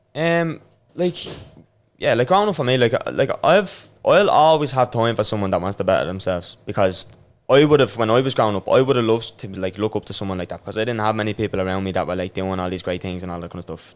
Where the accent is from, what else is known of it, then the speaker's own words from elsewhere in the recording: Dublin, Leinster, Ireland; I grew up in Rossfield in uh, Jobstown